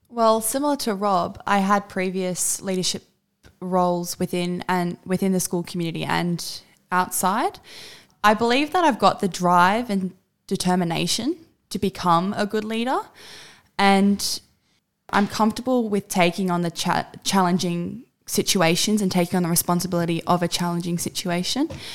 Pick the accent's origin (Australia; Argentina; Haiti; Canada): Australia; My entire family is from South Africa besides myself. I am the only Aussie in my entire family.